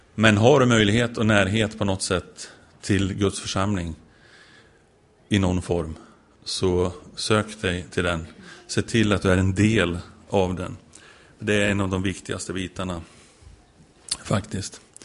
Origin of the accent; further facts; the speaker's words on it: Sweden; jag är svensk